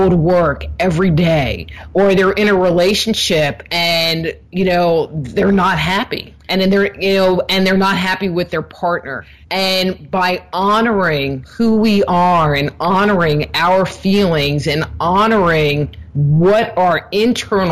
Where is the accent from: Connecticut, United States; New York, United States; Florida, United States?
New York, United States; moved away as an adult; also born or lived in California; I grew up in New York, and I had moved to California when I was 19